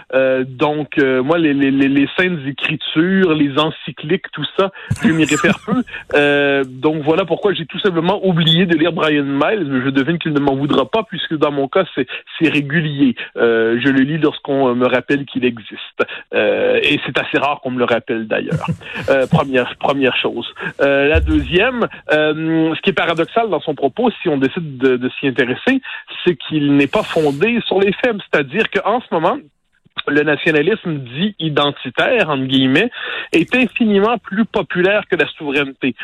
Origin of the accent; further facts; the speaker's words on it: Quebec, Canada; on est passé de Français à Canadiens, à Canadiens français, à Québécois